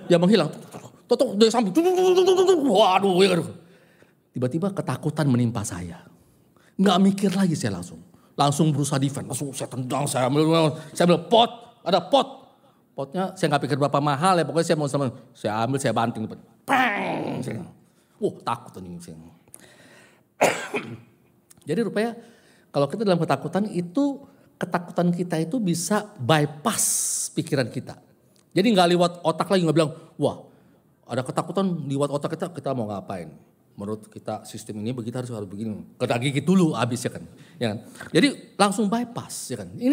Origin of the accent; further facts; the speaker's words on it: Java, Indonesia; Ada yang kultur Jawa, saya, kult, uh, ah, saya Jawa, ya kan?